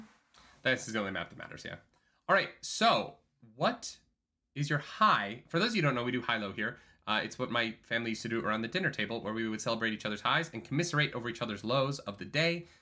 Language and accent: English; Calgary, Alberta, Canada; moved away; my hometown of Calgary